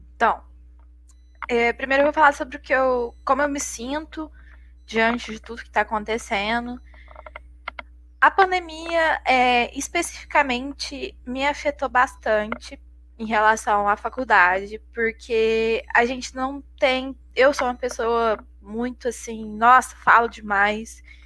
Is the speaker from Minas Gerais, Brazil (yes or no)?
yes; Minas Gerais, Brazil; a gente é mineiro